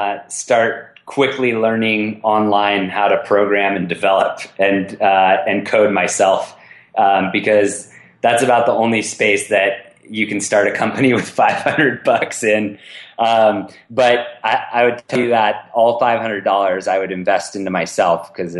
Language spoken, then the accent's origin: English; California, United States; That's one of the biggest things I realized how lucky I was growing up in the Bay Area.